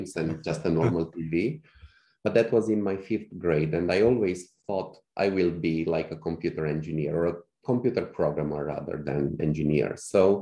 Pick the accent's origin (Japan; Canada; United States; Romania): Romania; Cluj-Napoca, Cluj County; in Cluj, in my hometown by then